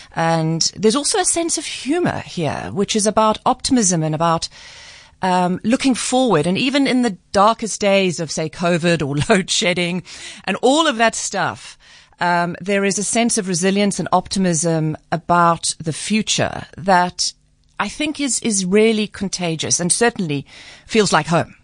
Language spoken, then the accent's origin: English; South Africa; also born or lived in United States; I'm a South African